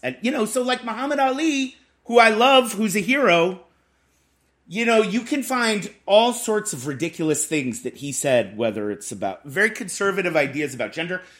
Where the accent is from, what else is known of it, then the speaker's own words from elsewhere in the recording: Boston, Massachusetts, United States; I'm from Boston